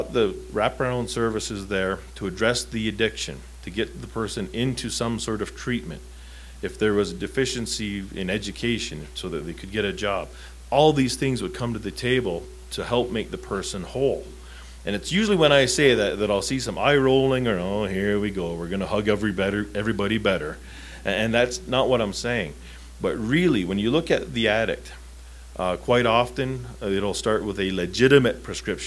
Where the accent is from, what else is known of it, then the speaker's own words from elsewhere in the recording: Southern Ontario, Canada; Growing up in Southern Ontario, that close to New York State